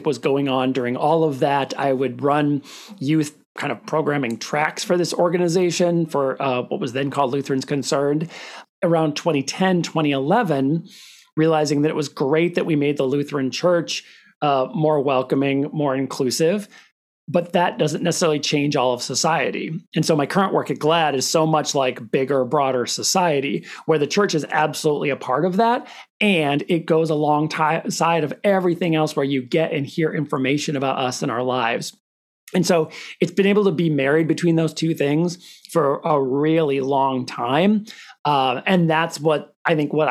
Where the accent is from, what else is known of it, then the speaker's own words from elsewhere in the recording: Minnesota, United States; I'm from a teeny tiny town in northern Minnesota, close to International Falls